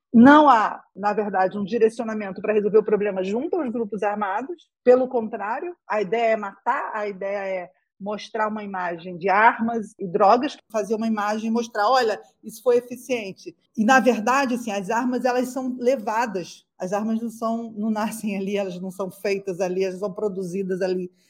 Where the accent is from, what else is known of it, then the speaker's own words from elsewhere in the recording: Rio de Janeiro, Brazil; Eu cresci na Nova Holanda, que é uma das 16 favelas da Maré